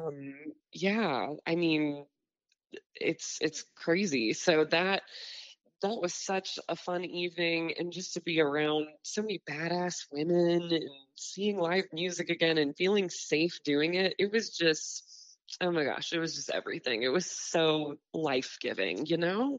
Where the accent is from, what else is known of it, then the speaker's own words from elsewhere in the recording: Bellbrook, Ohio, United States; moved away as an adult; now in Nashville, United States; I'm from Dayton, originally um, yeah. in a small town called Bellbrook